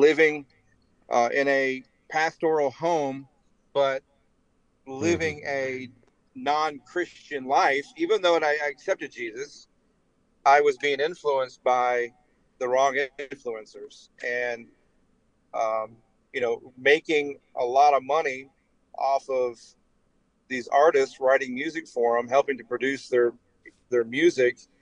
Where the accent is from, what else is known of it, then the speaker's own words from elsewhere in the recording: Detroit, Michigan, United States; moved away; also born or lived in Huntington, West Virginia; I was raised in Detroit